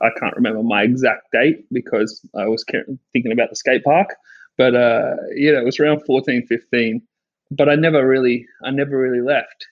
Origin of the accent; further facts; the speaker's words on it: Sydney, New South Wales, Australia; I grew up in Sydney um, at Bondi in Bondi Beach